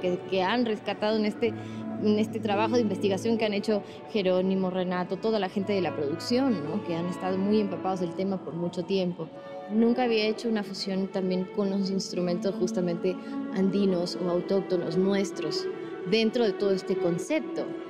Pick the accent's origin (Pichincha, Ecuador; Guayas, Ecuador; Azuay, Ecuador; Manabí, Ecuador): Guayas, Ecuador; Guayaquil; nací en Guayaquil